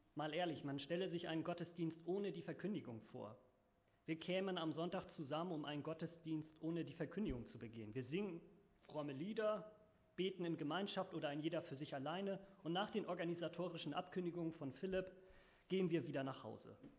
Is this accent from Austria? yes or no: no; Northern Germany, Germany; bei uns in Norddeutschland